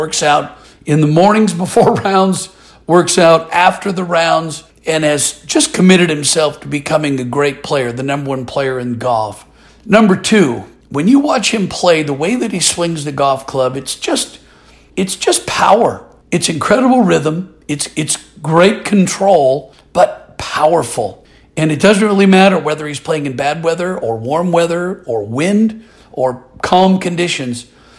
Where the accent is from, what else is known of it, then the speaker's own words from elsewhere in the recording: Portland, Oregon, United States; I'm originally from Portland, Oregon, and I'm a proud University of Oregon Duck, and I love being from the Pacific Northwest.